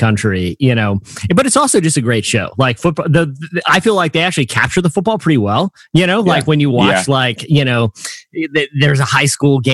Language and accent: English; East Coast, United States; moved away as an adult; also born or lived in Tulsa, Oklahoma; I grew up on the East Coast